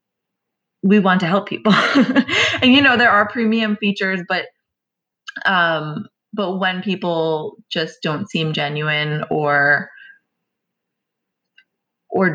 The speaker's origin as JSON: {"language": "English", "region": "New York", "country": "United States", "said": "I'm Italian from New York"}